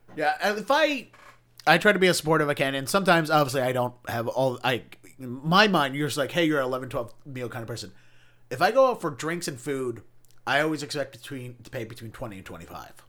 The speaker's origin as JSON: {"language": "English", "town": "Baltimore", "region": "Maryland", "country": "United States", "tie": "born or raised there", "moved": "as an adult", "lives_now": "Boston, United States", "said": "I grew up in Baltimore County"}